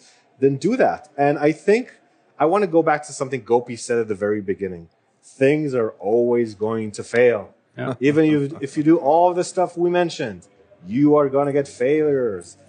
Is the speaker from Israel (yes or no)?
yes; Israel; moved away; I am from Israel and I worked with a mm-hmm. lot of startups